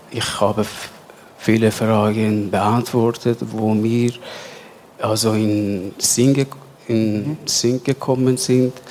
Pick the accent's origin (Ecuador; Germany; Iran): Iran; German is a second language; moved away as an adult; now in Switzerland; aus dem Iran.